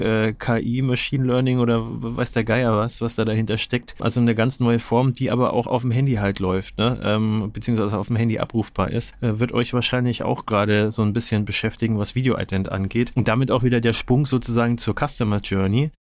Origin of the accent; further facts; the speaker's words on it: Nuremberg, Bavaria, Germany; ich bin in Nürnberg geboren und äh, größte Zeit meines Lebens auch ansässig gewesen